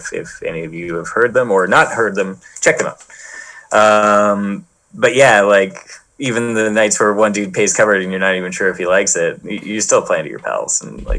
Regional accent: Hartland, New Brunswick, Canada; We played in my hometown of Heartland, New Brunswick a few years back

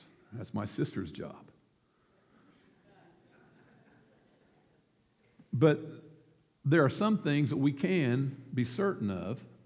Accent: United States

